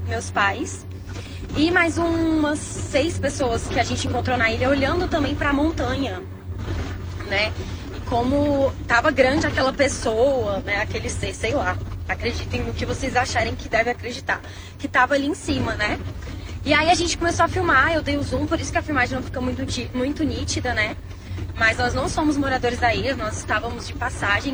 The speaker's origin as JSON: {"language": "Portuguese", "town": "Brasília", "region": "Federal District", "country": "Brazil", "said": "somos de Brasília"}